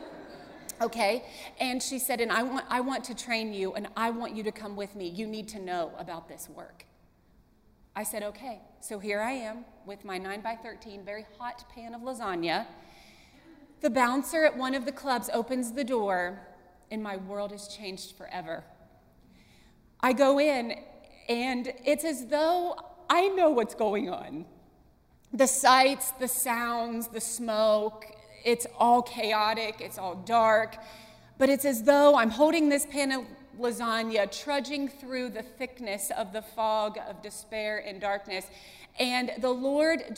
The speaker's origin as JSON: {"language": "English", "town": "Columbus", "region": "Ohio", "country": "United States", "moved": "as an adult", "lives_now": "Wilmore, United States", "said": "I'm from Columbus, Ohio, big city."}